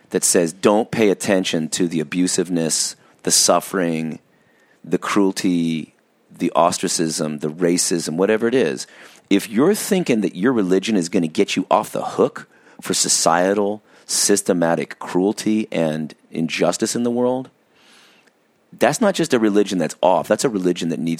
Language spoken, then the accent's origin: English; Orange County, California, United States; growing up in Orange County